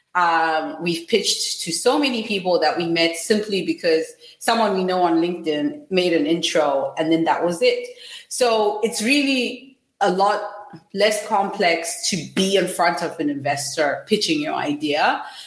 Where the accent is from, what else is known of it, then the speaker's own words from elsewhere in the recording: Zimbabwe; I'm from Zimbabwe